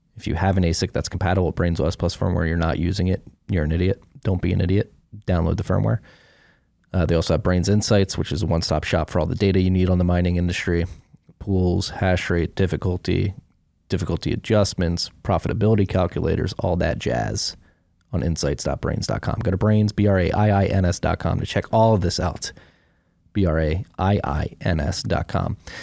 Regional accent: Philadelphia, Pennsylvania, United States; moved away; also born or lived in Brooklyn, New York; growing up in Philly

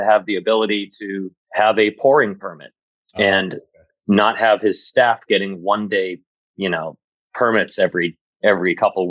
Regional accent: Shrewsbury, Massachusetts, United States; also born or lived in Boston / Worcester; I grew up in Shrewsbury and went to Shrewsbury High, moved to Boston for a little while to do school, and then headed back to live in Worcester. And I've been here ever since.

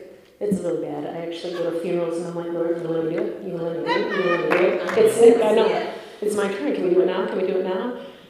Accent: Ireland; I'm fighting with him, of course. I'm Irish. Okay, that's what we do.

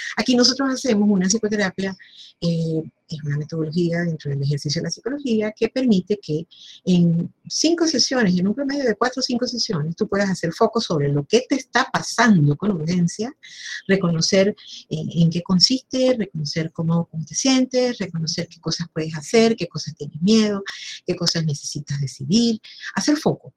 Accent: Venezuela; como venezolanos

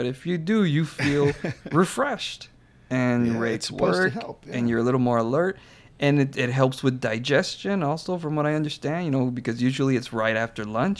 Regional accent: United States; I know I'm Mexican American, but I definitely grew up more American than Mexican

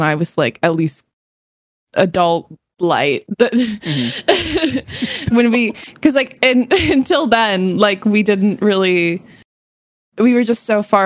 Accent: New England, United States; I was born and raised in New England

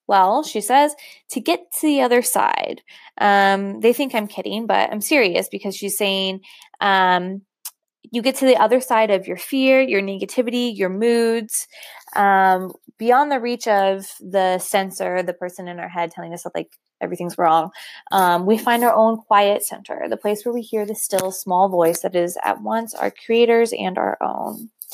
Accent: Ohio, United States; moved away as an adult; also born or lived in New York City; I am from Ohio, but I lived for the past five years in New York City.

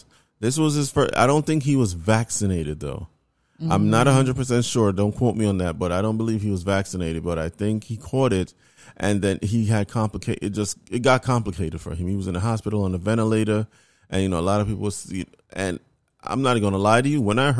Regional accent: New York, United States; New York.

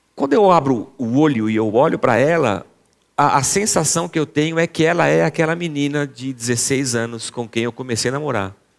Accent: Brazil; A gente é brasileiro

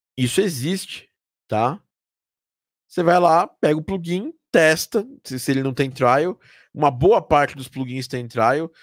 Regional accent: Brazil; eu sou do Brasil

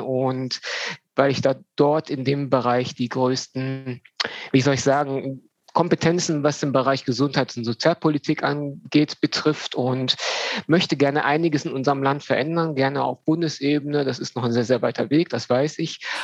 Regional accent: Düsseldorf, North Rhine-Westphalia, Germany; now in Dortmund, Germany; komme aus Dortmund, ähm, bin gebürtiger Düsseldorfer

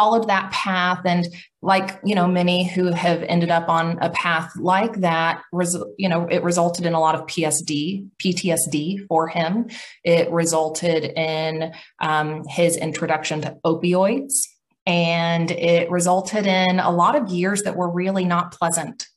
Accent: Oklahoma, United States; I'm from Middle America, Oklahoma

